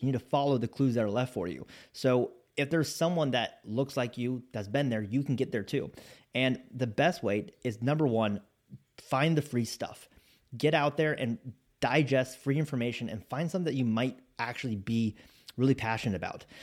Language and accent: English; Spokane, Washington, United States; moved away as an adult; I grew up in Spokane, Washington